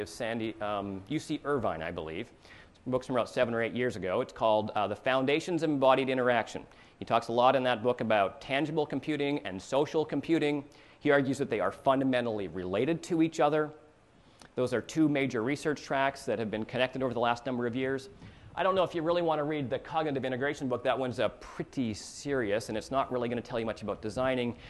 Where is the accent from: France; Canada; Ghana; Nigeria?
Canada; now in United States; I'm a Canadian